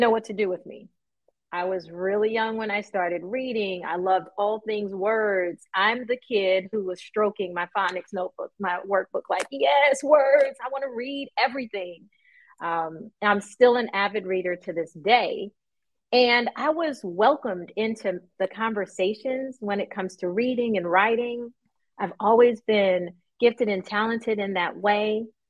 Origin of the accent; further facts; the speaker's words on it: New York, United States; I grew up in New York